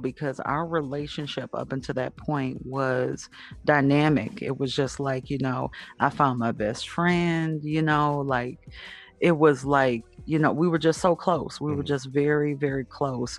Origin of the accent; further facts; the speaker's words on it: Detroit, Michigan, United States; also born or lived in Southfield, Michigan; I'm from Detroit